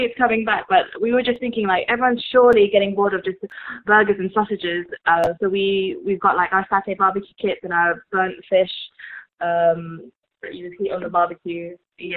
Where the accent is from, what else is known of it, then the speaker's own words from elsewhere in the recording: Malaysia; moved away as an adult; now in United Kingdom; we grew up in Malaysia together. Uh, came over to the UK hmm. yeah. years ago.